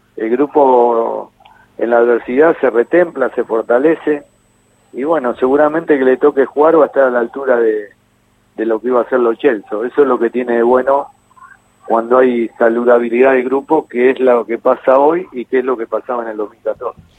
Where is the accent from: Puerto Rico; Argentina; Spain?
Argentina; somos los argentinos